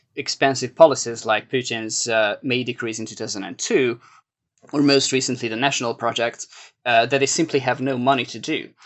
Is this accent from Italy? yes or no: no; Hungary; now in New York, United States; my home country